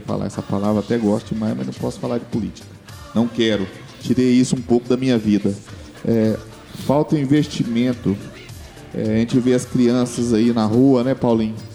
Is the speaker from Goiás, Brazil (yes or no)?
yes; Anápolis, Goiás, Brazil; sou aqui de Anápolis